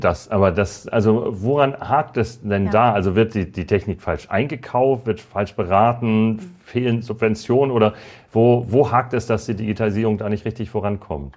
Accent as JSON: {"language": "German", "country": "Germany", "said": "bei uns in Deutschland"}